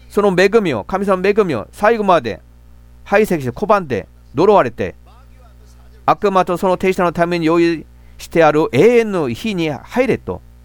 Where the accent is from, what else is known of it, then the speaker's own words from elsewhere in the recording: Gimcheon, North Gyeongsang, South Korea; Japanese is a second language; moved away; 私もふるさとは、あの、京部、金천という町